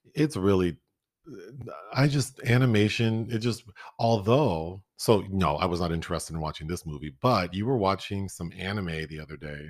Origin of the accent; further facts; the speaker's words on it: Minnesota, United States; we're from Minnesota